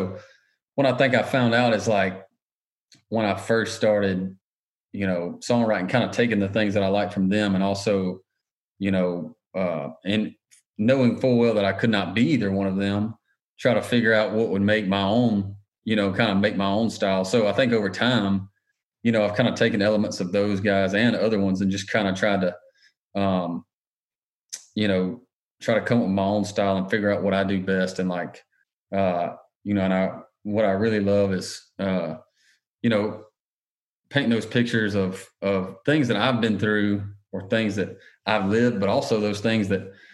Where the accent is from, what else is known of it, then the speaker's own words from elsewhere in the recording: Augusta, Georgia, United States; moved away; I'm from outside of Augusta, Georgia originally